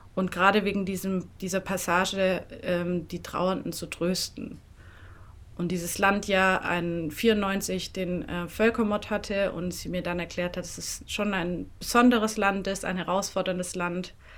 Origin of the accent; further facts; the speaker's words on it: Swabian village near Tübingen, Böblingen, Baden-Württemberg, Germany; accent: southern German; moved away as an adult; also born or lived in Rwanda; now in Berlin, Germany; Also ich bin in einem äh, schönen, beschaulichen schwäbischen Dörflein aufgewachsen. Am Rande des Schönbuchs, also in der Ecke bei Tübingen, Böblingen.